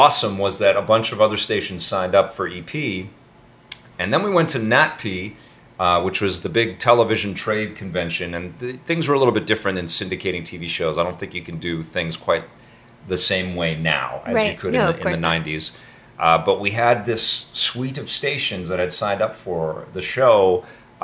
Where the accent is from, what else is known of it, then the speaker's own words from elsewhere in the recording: Canada; a Canadian